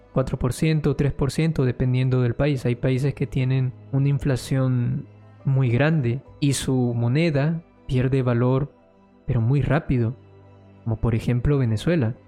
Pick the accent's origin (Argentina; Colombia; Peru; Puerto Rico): Colombia; yo soy de Colombia y mi moneda ha perdido demasiado valor